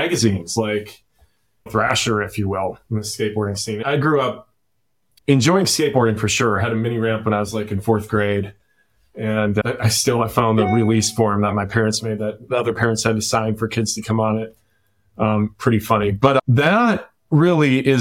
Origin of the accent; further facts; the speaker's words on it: Minnesota, United States; moved away as an adult; also born or lived in Aspen, Colorado; growing up in Minnesota